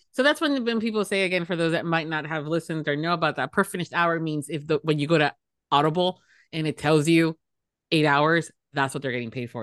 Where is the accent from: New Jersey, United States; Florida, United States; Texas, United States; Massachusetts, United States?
Florida, United States; Miami; I'm from Miami, Florida, where we have crocodiles and canals